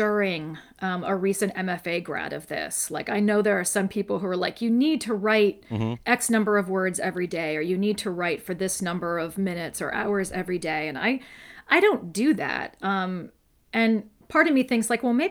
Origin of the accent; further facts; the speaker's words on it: Westerville, Ohio, United States; also born or lived in Columbus, Ohio / Bexley, Ohio; I live in Bexley, Ohio now, but I was born in Columbus and raised in Westerville